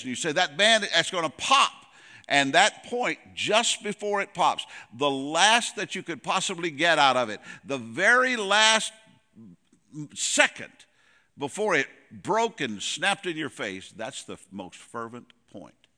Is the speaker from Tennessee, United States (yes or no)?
yes; Goodlettsville, Tennessee, United States; moved away as an adult; also born or lived in Casselberry, Florida; we're originally from Nashville, uh, Goodlettsville